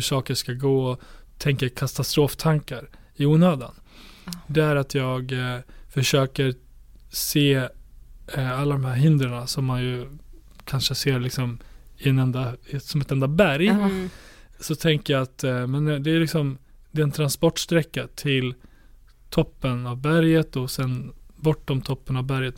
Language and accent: Swedish; Borlänge, Dalarna County, Sweden; min hemstad Bålänge